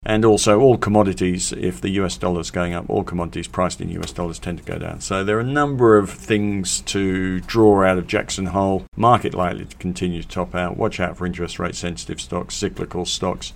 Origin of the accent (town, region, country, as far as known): England, United Kingdom; born or raised there; moved away as an adult; now in Australia